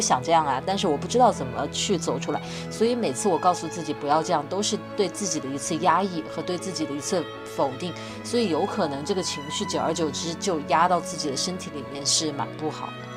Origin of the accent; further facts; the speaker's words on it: Wuhan, Hubei, China; 因为我在武汉长大